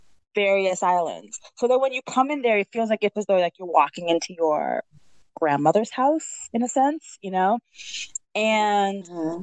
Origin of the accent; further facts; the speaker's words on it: New England, United States; now in Brooklyn, United States; I'm West Indian. I don't know if I mentioned it before, but I am. Not only am I a New Englander, but I'm also a Trinidadian New Englander.